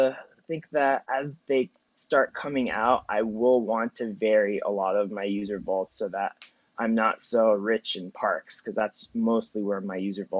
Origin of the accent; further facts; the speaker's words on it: Philadelphia, Pennsylvania, United States; so I'm from Philly, right?